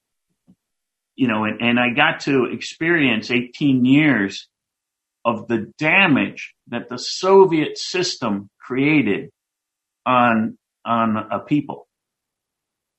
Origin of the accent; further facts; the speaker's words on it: United States; moved away as an adult; as being American